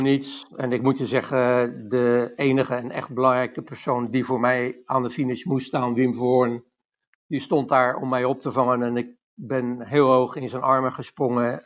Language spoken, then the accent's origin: Dutch; Westland, South Holland, Netherlands; Ik kwam nog wel uit het Westland